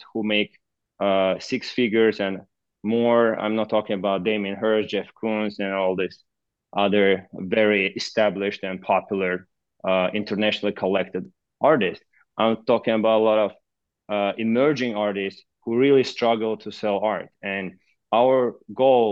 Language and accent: English; Baku, Azerbaijan; moved away; So I'm originally from a country called Azerbaijan. I was born and raised in the capital city of, which is called Baku